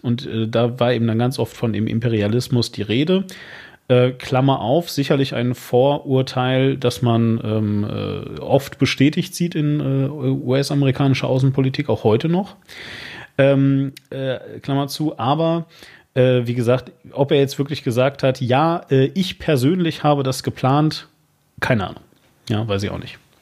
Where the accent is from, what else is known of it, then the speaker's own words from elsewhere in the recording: Hagen, North Rhine-Westphalia, Germany; Und ich komme aus der Stadt Hagen.